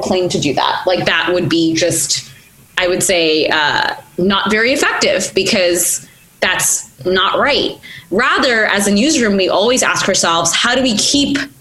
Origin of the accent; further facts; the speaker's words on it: United States; also born or lived in India; I was born in India, moved to America when I was three